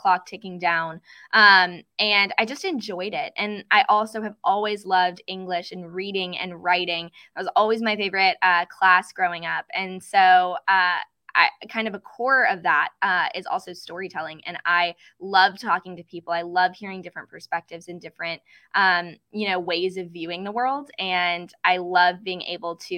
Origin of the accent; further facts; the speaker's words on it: Lexington, Kentucky, United States; my hometown of Lexington, Kentucky